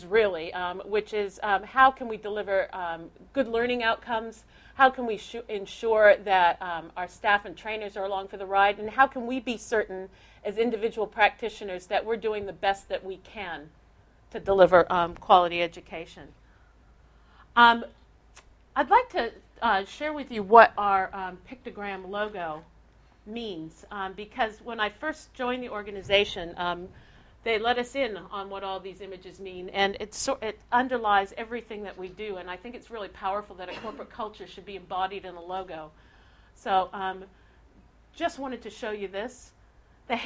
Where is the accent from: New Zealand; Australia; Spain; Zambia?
Australia; South Australia; I'm from South Australia